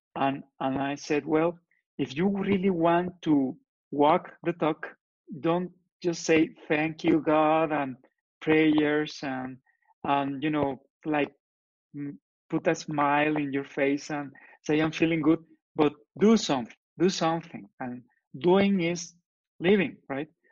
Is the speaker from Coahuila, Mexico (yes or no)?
yes; Torreón, Coahuila, Mexico; English is a second language; moved away as an adult; now in Guadalajara, Mexico; I am from Torreon, but I live in Guadalajara.